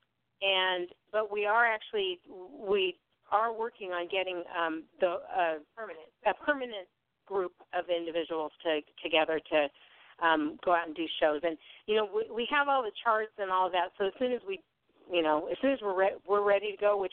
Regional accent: Southern California, United States; we're from Southern California, but we're not from the South

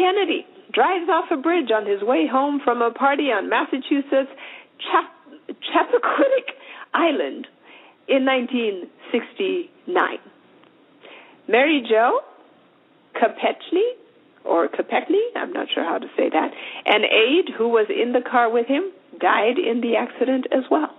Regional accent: Zimbabwe; I come from Zimbabwe. I speak Shona

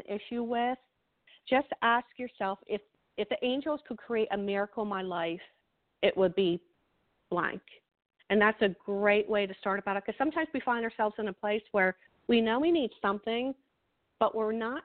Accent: New Jersey, United States; I am from New Jersey, so we talk really fast

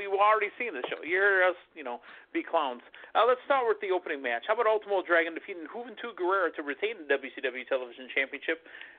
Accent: Milwaukee, Wisconsin, United States; I'm from Milwaukee, Wisconsin, Packer Country, USA.

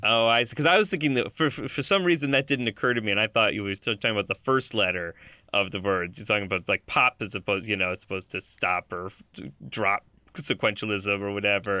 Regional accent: Buffalo, New York, United States; I grew up in Buffalo, New York

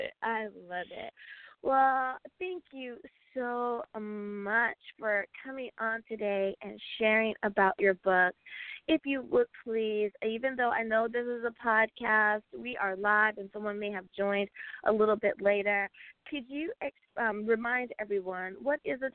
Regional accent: United States; my home country

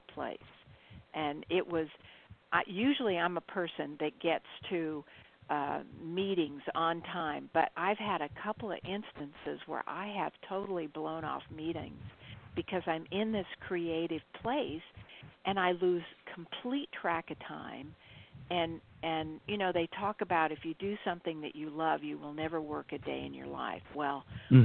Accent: Central California, United States; moved away as an adult; also born or lived in Fullerton, California; now in Ashland, United States; I was born in Central California

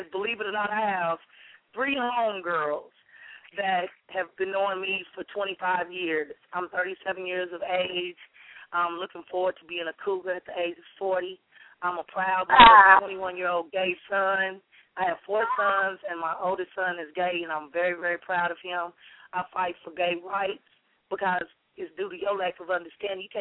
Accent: Sicily, Italy; also born or lived in Chicago; now in Dallas, United States; I grew up in I was born in Sicily

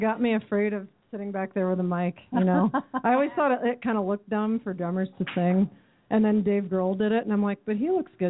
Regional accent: Phoenix, Arizona, United States; I'm a local Phoenix native too.

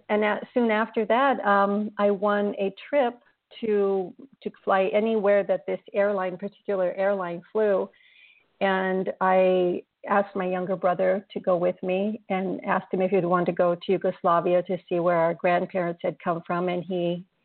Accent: California, United States; moved away as an adult; now in Italy; I will always consider myself a Californian

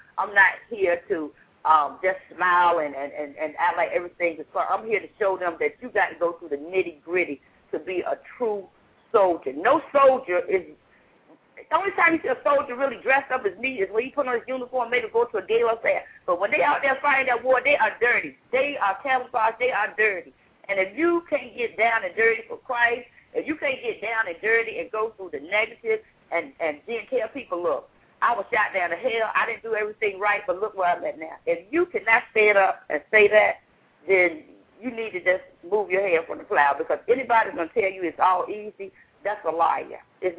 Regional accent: Virginia, United States; now in New York City, United States; But I came from Virginia. I came to a place that they say all kinds of crimes are going on.

